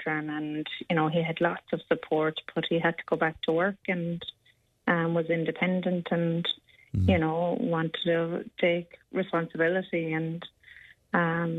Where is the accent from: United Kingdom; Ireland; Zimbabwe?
Ireland; we're Irish